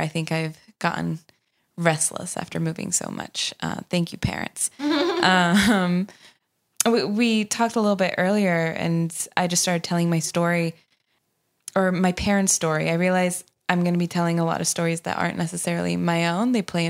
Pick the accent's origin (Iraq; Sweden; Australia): Sweden; English is a second language; now in United States; I tell people where I'm from and people don't believe me. But I was born in Sweden to a Romanian father, Swedish mom. And when I was 5, we moved to the U.S. for the first time.